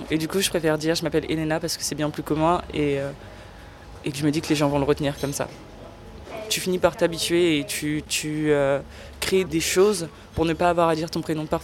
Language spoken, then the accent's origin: French; Paris, Île-de-France, France; accent: Parisian; Je suis une Française et euh, au sein de ma famille, mes petits cousins, leur grande blague, c'est d'imiter mon, accent, mon accent parisien, comme ils disent.